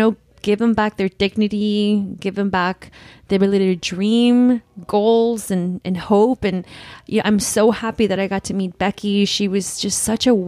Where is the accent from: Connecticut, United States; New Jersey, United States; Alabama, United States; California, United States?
California, United States; Los Angeles; growing up